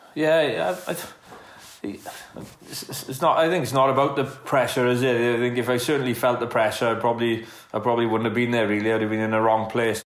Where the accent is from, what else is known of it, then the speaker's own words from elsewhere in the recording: Welsh, Wales, United Kingdom; being Welsh